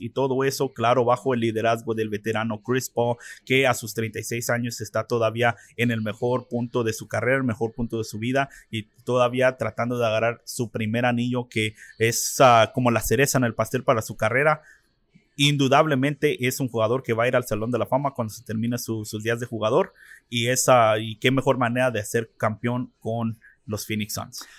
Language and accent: Spanish; Mexico; now in Arizona, United States; en nuestro país de México